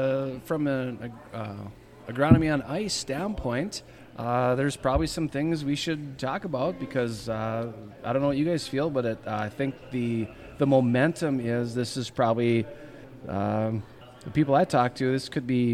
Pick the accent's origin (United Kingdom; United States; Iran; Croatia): United States; Devils Lake, North Dakota; born or raised there